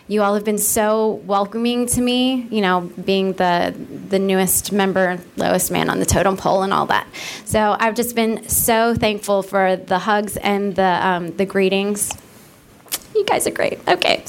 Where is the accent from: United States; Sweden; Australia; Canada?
United States; so great to actually see the things that I've, you know, learned about all this, you know, my years growing up in America.